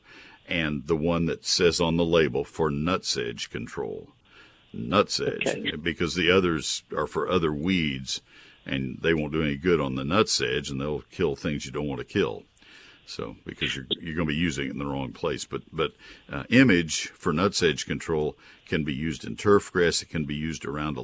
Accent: Texas, United States; also born or lived in Ohio; I grew up in Texas, went to Ohio State, taught for 2 years in northern Ohio, came back to Texas

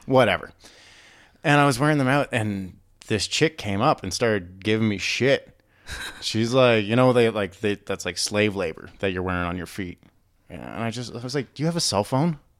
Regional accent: Prince Edward Island, Canada; moved away as an adult; growing up on Prince Edward Island

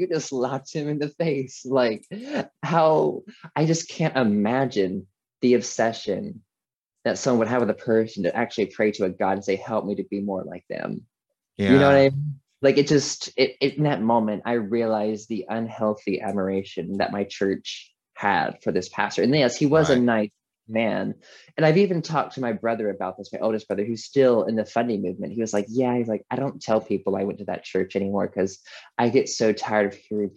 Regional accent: Walkertown, North Carolina, United States; I went to Gospelite Baptist Church at Walkertown, North Carolina

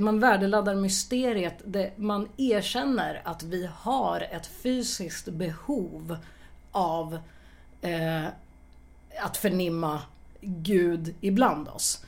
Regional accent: Örebro, Örebro County, Sweden; jag är ju född och uppvuxen i Örebro

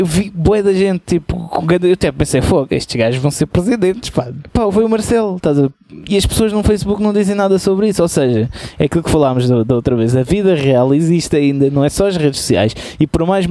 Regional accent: Portugal; somos portugueses

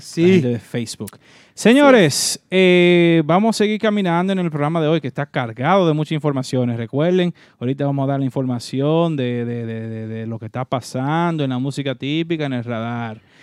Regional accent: Dominican Republic; now in New York, United States; nosotros como dominicanos

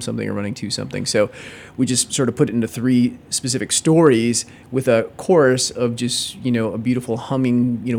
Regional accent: Detroit, Michigan, United States; growing up in Detroit

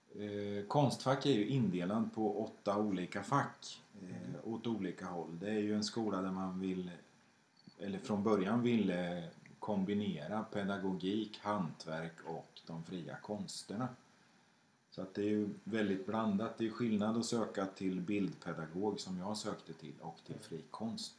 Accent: Skänninge, Östergötland, Sweden; Jag växte upp i Skänninge på 70-talet

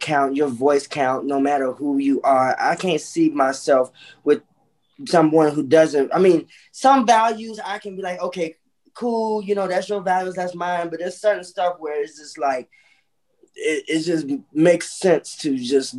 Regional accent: Chicago, Illinois, United States; the Chicago author

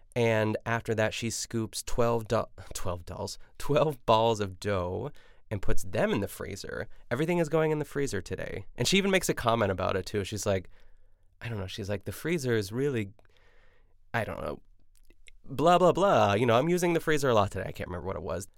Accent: United States; I'm an American

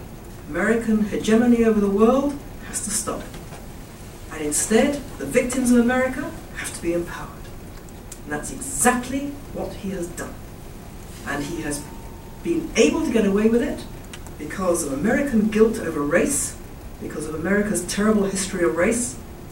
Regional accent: United Kingdom; we're British

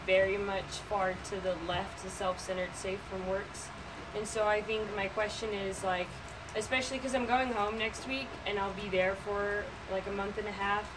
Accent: Amsterdam, North Holland, Netherlands; moved away; I'm from Amsterdam

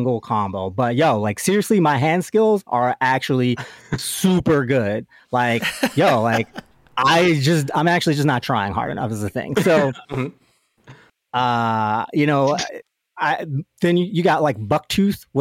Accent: Baltimore, Maryland, United States; I'm from Baltimore

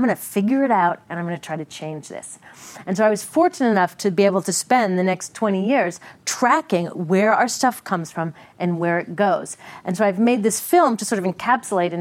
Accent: Seattle, Washington, United States; I grew up in Seattle in the Northwest

